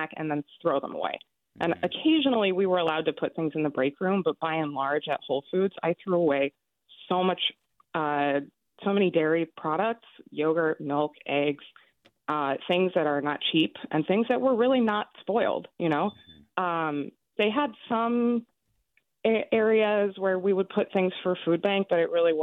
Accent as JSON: {"language": "English", "town": "San Francisco", "region": "California", "country": "United States", "tie": "born or raised there", "moved": "yes", "lives_now": "New York, United States", "said": "I'm from San Francisco, born and raised, and I live in New York now"}